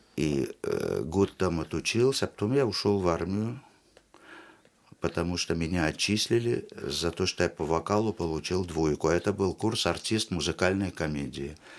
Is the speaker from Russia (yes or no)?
no; Tashkent, Uzbekistan; moved away; also born or lived in Israel; я буквально с трех лет э, вырос в театре кукол в Ташкентском потому что я из Ташкента